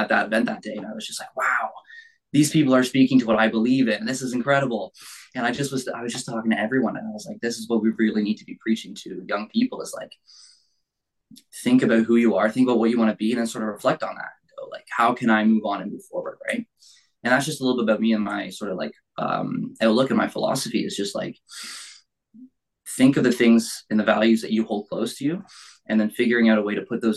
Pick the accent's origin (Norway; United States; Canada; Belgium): Canada; Burlington, Ontario; born and raised in Burlington really my whole life. Haven't really gone anywhere else